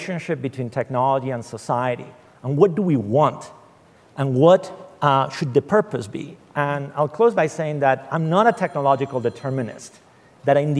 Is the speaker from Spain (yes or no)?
yes; Spain; moved away; I come in from Spain